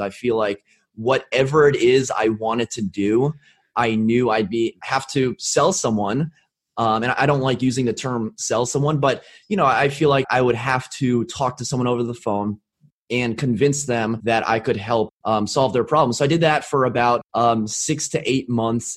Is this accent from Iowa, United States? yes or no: no; Arlington, Virginia, United States; I was born and raised in Arlington, Virginia